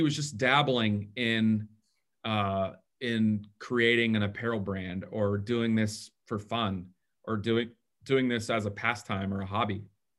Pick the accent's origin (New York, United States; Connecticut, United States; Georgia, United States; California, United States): Georgia, United States; Atlanta; moved away; I grew up in Atlanta, Georgia.